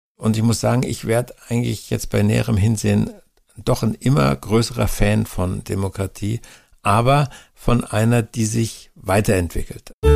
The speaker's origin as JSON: {"language": "German", "country": "Germany", "said": "bei uns in Deutschland"}